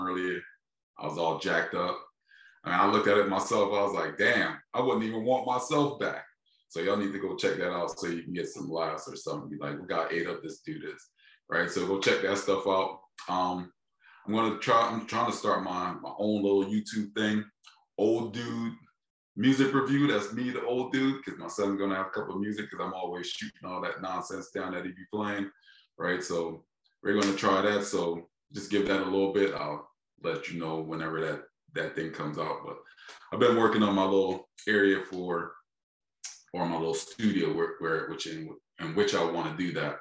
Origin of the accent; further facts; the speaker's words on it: Philadelphia, Pennsylvania, United States; I'm from Philadelphia, just like your state, man. I'm from a major city.